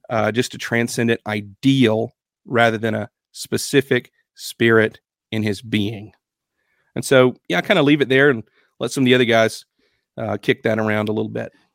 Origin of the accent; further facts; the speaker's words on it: United States; we as American Christians